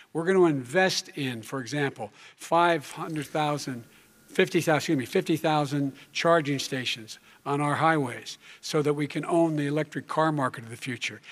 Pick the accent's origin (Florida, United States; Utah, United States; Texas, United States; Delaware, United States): Delaware, United States; Claymont; born or raised there; also born or lived in Scranton, Pennsylvania